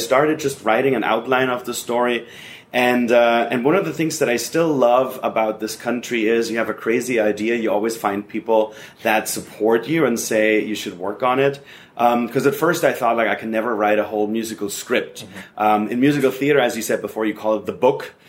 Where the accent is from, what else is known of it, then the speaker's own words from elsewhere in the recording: Germany; moved away as an adult; now in Los Angeles, United States; I'm originally from Germany